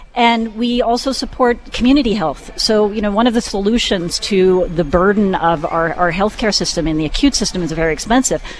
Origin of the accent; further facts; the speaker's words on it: Vancouver, British Columbia, Canada; moved away as an adult; also born or lived in Singapore; I grew up in Vancouver.